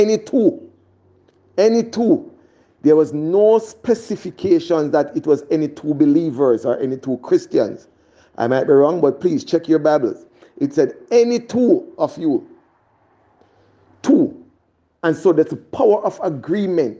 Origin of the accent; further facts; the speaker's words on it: Jamaica; moved away; In my hometown, back in Jamaica